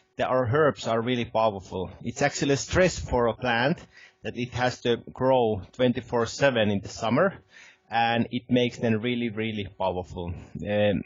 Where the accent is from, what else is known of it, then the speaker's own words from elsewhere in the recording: Helsinki, Uusimaa, Finland; moved away as an adult; now in Lapland, Finland; I'm originally from the Helsinki area, which is the capital of Finland.